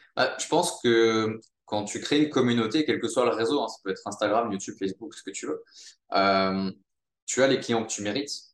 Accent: Monaco; j'ai grandi à Monaco

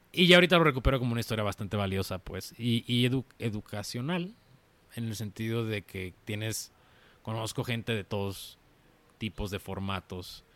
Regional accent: Zapopan, Jalisco, Mexico; also born or lived in Guadalajara; nací en Guadalajara, pero prácticamente soy de Zapopan, soy zapopano

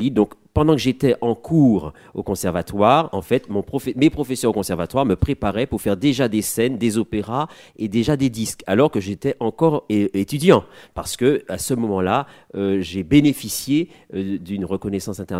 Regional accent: Martinique; moved away as an adult; also born or lived in Paris; moi je suis martiniquais, je suis né en Martinique. J'ai grandi en Martinique jusqu'à l'âge de 18 ans. Et puis, je suis venu en métropole

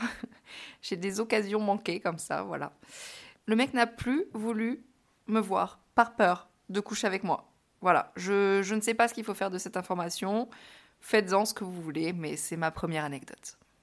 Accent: France; moved away as an adult; also born or lived in New York, United States; je suis une Française à New York

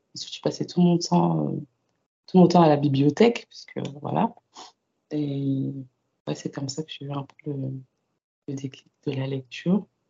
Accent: Paris suburbs, Île-de-France, France; Alors moi j'ai grandi en banlieue parisienne de parents antillais

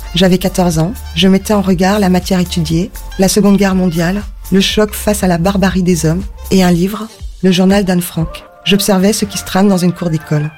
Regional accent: Kaysersberg, Grand Est, France; J'ai grandi à Kaisersberg, ville natale du docteur Albert Schweitzer

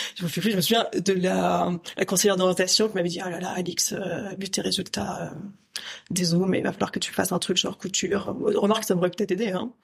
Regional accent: St. Barthélemy; moved away as an adult; also born or lived in Paris, France; now in Brussels, Belgium; moi j'ai grandi à Saint-Barthélemy. Euh, Saint-Barthélemy c'est aux Antilles françaises

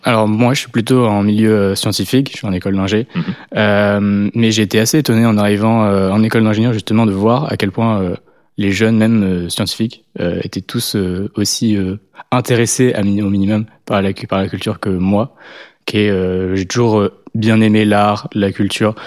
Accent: Le Havre, Normandy, France; now in Lyon, France; je viens d'une plus petite ville à la base. je viens du Havre

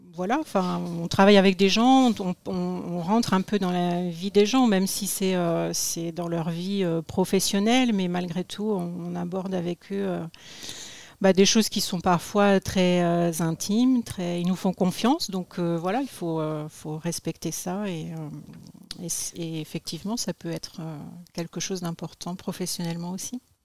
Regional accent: Les Cerqueux, Pays de la Loire, France; also born or lived in Cholet; je suis née dans le Maine-et-Loire, à Cholet, et mes parents habitaient, enfin, habitent un petit village village qui s'appelle Les Cerqueux

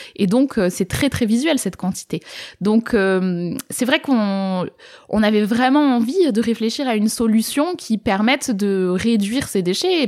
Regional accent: Var, Provence-Alpes-Côte d'Azur, France; moved away as an adult; now in Toulouse, France; j'ai grandi dans le Var, j'étais jamais vraiment sortie de la ville dans laquelle j'avais grandi

